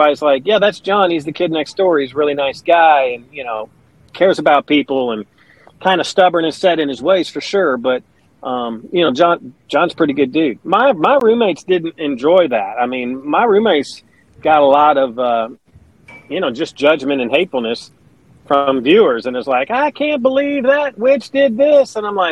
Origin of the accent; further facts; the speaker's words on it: Owensboro, Kentucky, United States; moved away as an adult; also born or lived in Wisconsin / Phoenix, Arizona / Baltimore, Maryland / Pikeville, Kentucky; now in Alabama, United States; Now, my dad, and that's where I say I'm from, because I lived in Owensboro, Kentucky for 22 years.